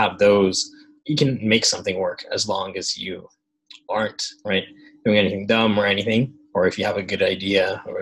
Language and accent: English; Japan; I think as an international school kid, or growing up in Japan, going to schools like ASIJ, international schools